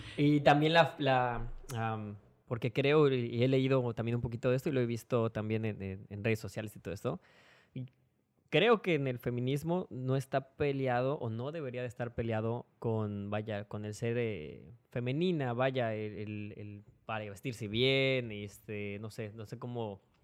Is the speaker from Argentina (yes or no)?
no; Mexico City, Mexico; moved away; soy de la Ciudad de México y pues la familia que yo tengo allá